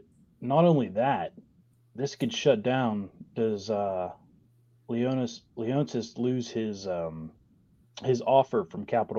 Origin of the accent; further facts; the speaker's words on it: Wheeling, West Virginia, United States; I grew up in Wheeling